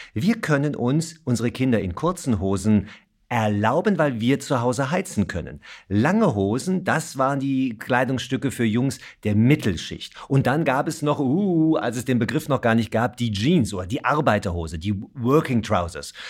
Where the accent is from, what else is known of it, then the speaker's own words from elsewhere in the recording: Germany; bei uns in Deutschland